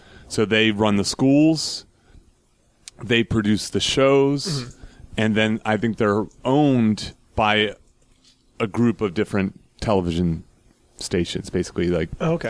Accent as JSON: {"language": "English", "country": "United States", "said": "as an American"}